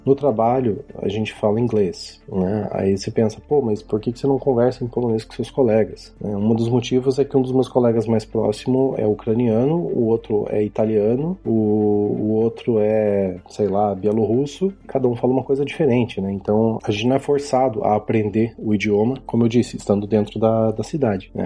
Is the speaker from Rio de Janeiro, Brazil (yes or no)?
no; Ponta Grossa, Paraná, Brazil; moved away as an adult; also born or lived in Curitiba, Brazil; now in Poland; eu sou natural de Ponta Grossa, no Paraná, lar do glorioso Operário Ferroviário Esporte Clube. Nasci e me criei lá